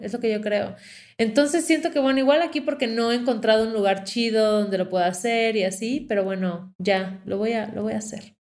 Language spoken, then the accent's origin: Spanish; Mérida, Yucatán, Mexico; moved away as an adult; now in Mexico City, Mexico; Nací en Mérida, Yucatán, en 1988, en la época de verano, cerca del mar, y tuve una infancia muy feliz